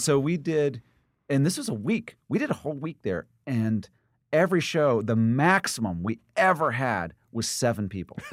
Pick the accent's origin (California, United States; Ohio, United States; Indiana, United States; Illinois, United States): Indiana, United States; Indianapolis; moved away; also born or lived in Missouri / New York; I moved to Indiana when I was, uh, four, and spent most of my life in Indiana